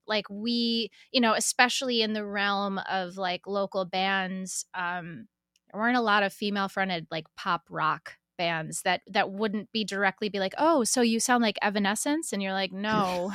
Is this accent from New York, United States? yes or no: yes; Syracuse, New York, United States; moved away as an adult; also born or lived in Fredonia, New York / California / Nashville; now in Philadelphia, United States; I'm from Syracuse. I stayed there until I went to college at Fredonia State